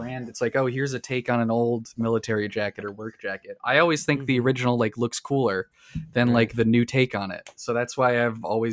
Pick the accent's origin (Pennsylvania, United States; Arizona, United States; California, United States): California, United States; I'm connecting to my home state